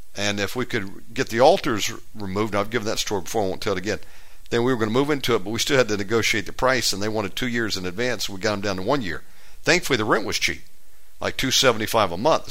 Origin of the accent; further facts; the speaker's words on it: Georgia, United States; moved away; born and raised in Georgia. I'm a Georgia boy by birth.